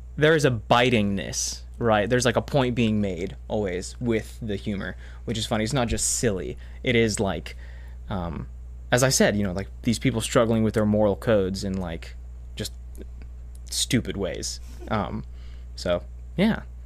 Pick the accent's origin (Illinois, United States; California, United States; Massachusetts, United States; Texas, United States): Massachusetts, United States; moved away as an adult; now in Madison, United States; I'm from Massachusetts, uh, where I did school and was raised and born